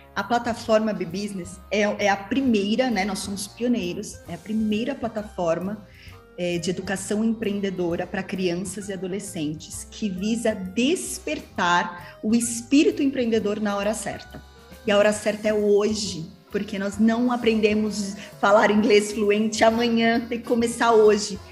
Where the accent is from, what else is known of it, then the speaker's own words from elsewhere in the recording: São Paulo, Brazil; Eu sou de São Paulo mesmo. São Paulo. E, São Paulo e tenho os meus negócios aqui, né? Então sempre fui São Paulo